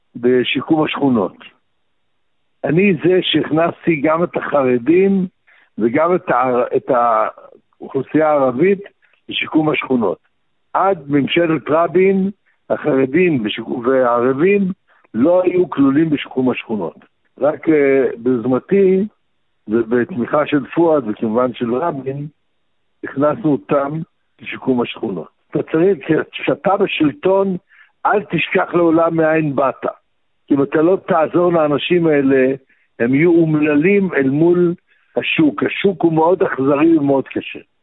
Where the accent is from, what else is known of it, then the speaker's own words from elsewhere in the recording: Baghdad, Baghdad Governorate, Iraq; now in Israel; אני גם בא מבית שבו לימדו אותי עוד בבגדד, בעיראק